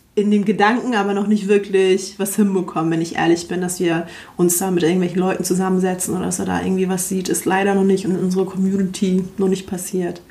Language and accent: German; Hamburg, Germany; wir sind halt in Wilhelmsburg äh, groß geworden bei, das ist so ein Ghetto so in Hamburg